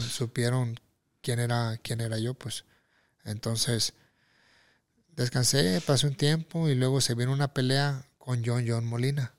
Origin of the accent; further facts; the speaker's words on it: Mexico; also born or lived in Tijuana; yo lo festejo como mexicano.